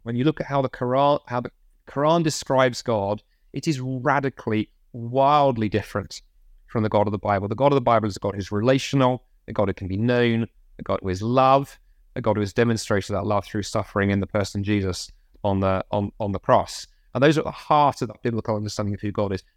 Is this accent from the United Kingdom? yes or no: yes; United Kingdom; as British Christians